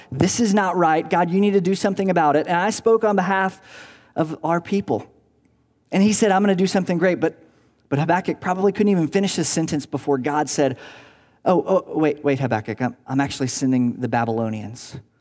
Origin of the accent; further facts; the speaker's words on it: Tennessee, United States; moved away as an adult; also born or lived in Virginia; now in Southern California, United States; I grew up in Tennessee, uh, where we had tornadoes